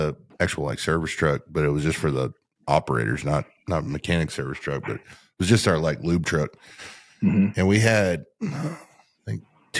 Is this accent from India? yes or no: no; Canada; I was from Canada originally.